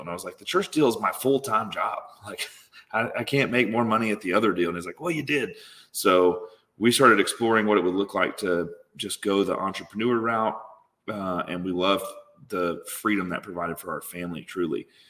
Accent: Tupelo, Mississippi, United States; I grew up in Tupelo, Mississippi

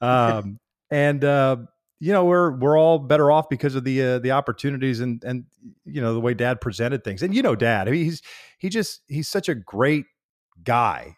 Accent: Kansas, United States; growing up in Kansas

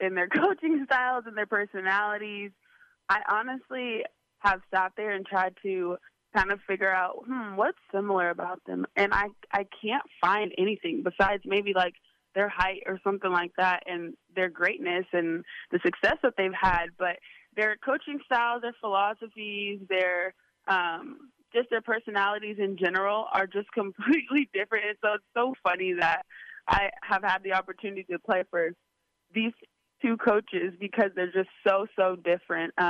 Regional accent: Southern California, United States; accent: Valley girl; moved away; I'm from California and just kind of have that, you know, Southern California, Valley girl, little vibe going

